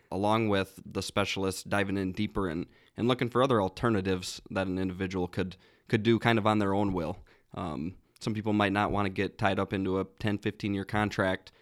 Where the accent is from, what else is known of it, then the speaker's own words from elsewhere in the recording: Worthington, Minnesota, United States; I guess I'm from Southwest Minnesota. I actually grew up about a half mile from the Iowa border